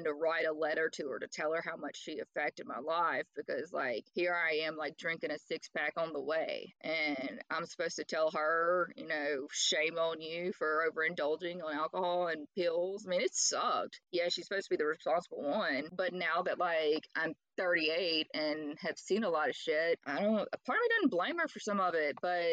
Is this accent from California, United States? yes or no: no; Louisiana, United States; also born or lived in Jackson, Mississippi; I'm from Jackson, Mississippi, and I grew up in Louisiana